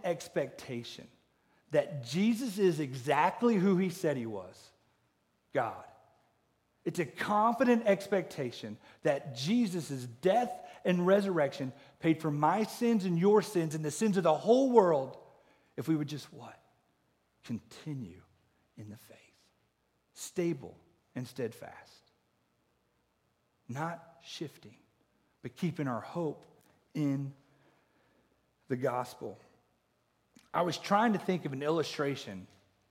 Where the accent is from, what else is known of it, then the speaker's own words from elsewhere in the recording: Oklahoma, United States; growing up in Oklahoma in the Bible Belt